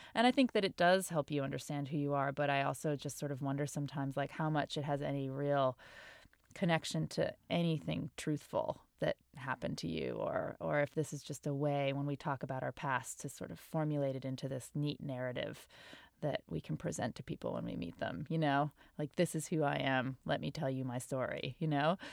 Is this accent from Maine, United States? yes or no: yes; Portland, Maine, United States; I didn't grow up around Boston, but I grew up in Portland, Maine, which isn't too far away.